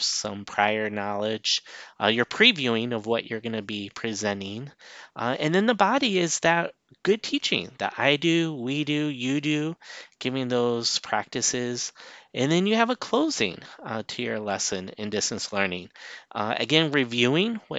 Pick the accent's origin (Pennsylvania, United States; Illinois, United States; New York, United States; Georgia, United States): Illinois, United States; moved away; I'm from Illinois originally